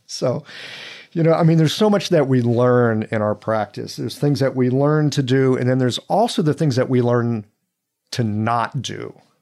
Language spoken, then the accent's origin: English; United States; growing up in this country